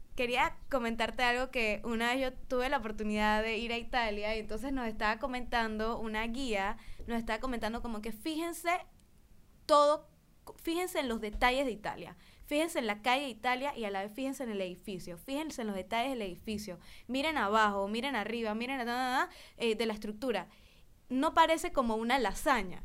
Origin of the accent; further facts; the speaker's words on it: Panama; nosotros como panameños